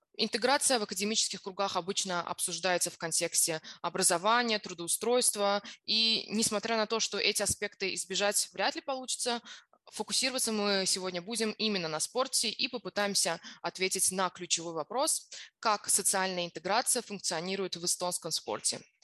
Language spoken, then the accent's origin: Russian; Azerbaijan; я сама из Азербайджана